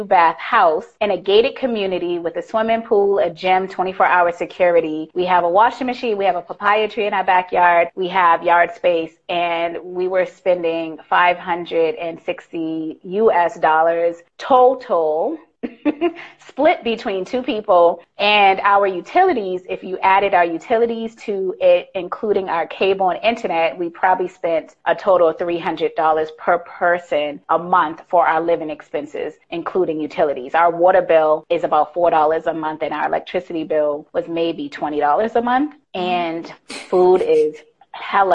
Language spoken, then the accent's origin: English; Boston, Massachusetts, United States; also born or lived in Virginia; now in Thailand; we're both from Boston